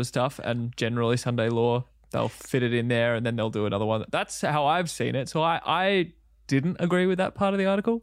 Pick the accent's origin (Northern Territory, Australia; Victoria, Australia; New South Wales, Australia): Victoria, Australia; Country; growing up, uh, Country Victoria